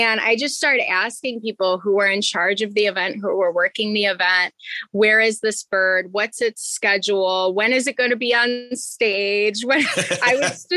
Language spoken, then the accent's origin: English; Chicago, Illinois, United States; also born or lived in Florida; I'm from Chicago, so obviously I'm used to the cold weather.